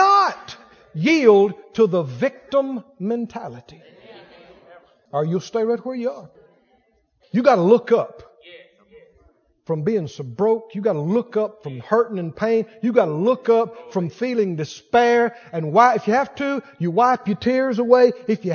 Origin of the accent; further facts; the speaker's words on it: Mississippi, United States; I grew up next door in Mississippi. Red mud between my toes